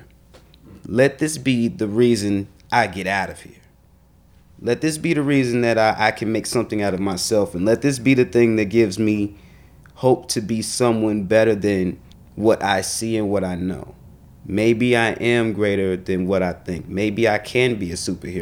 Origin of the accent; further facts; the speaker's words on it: Chicago, Illinois, United States; growing up in Chicago